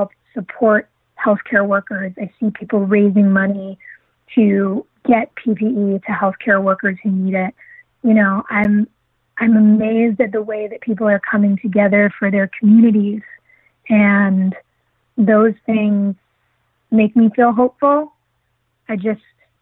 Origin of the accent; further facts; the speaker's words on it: United States; as an American